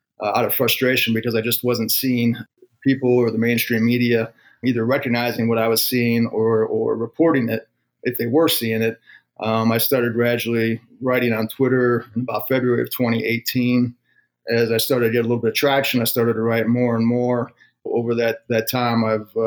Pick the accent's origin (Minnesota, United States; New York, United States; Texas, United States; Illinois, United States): Illinois, United States; 45 minutes north of Chicago; moved away as an adult; also born or lived in Colorado; I grew up about 45 minutes north of Chicago.